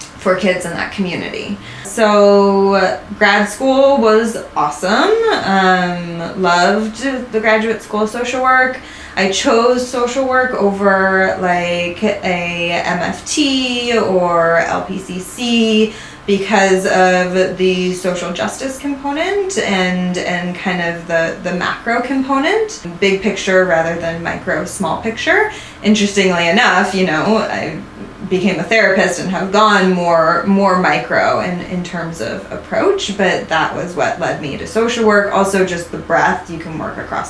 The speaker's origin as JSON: {"language": "English", "area": "Sonoma County", "region": "California", "country": "United States", "tie": "born or raised there", "also_born_or_lived": "Ireland / Denver, Colorado", "said": "growing up in California and Sonoma County"}